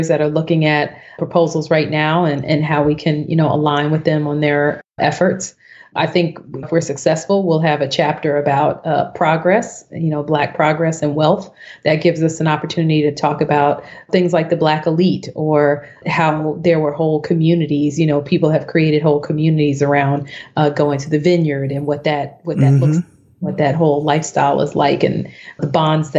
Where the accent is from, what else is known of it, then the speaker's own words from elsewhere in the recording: Neptune, New Jersey, United States; I'm a Jersey girl. So I grew up in Neptune, New Jersey, which is a town on the Jersey Shore.